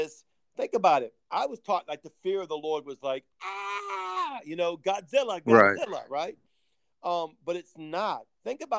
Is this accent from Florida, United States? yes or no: no; New Orleans, Louisiana, United States; I'm from the New Orleans of gangland